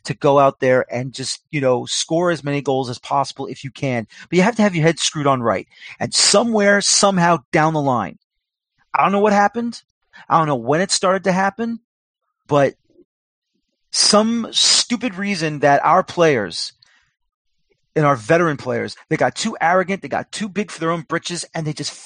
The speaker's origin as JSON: {"language": "English", "town": "New York City", "region": "New York", "country": "United States", "said": "being from New York"}